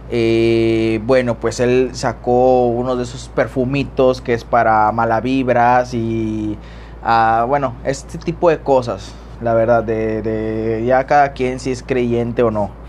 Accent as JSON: {"language": "Spanish", "region": "Tamaulipas", "country": "Mexico", "said": "Acá en, yo soy de Tamaulipas eh, y en Ciudad Madero pues está un naturista como hospital"}